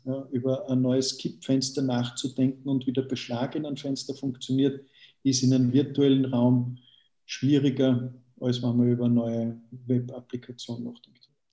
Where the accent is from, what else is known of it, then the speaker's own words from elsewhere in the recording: Austria; mich als, als Österreicher